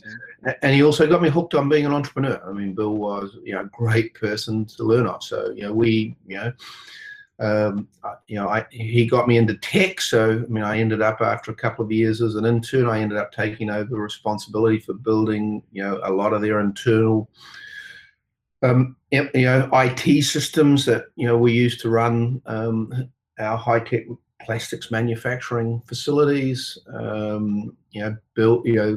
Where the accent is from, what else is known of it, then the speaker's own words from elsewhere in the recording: New Zealand; accent: New Zealander; also born or lived in Auckland; I was born and raised here in New Zealand. Did a lot of my early growing up in the countryside on a dairy farm